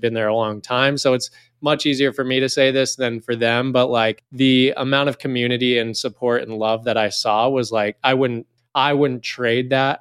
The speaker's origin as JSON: {"language": "English", "region": "Northern California", "country": "United States", "tie": "born or raised there", "said": "I grew up in Northern California"}